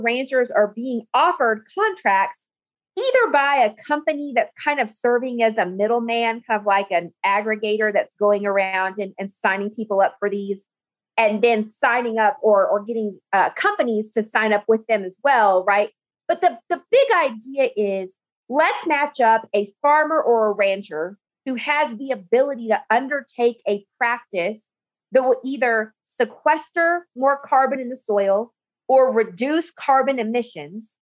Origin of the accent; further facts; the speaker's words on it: New Mexico, United States; moved away as an adult; also born or lived in Oklahoma / Albuquerque, New Mexico / West Texas; now in Texas, United States; I grew up in New Mexico on my family's farm and ranch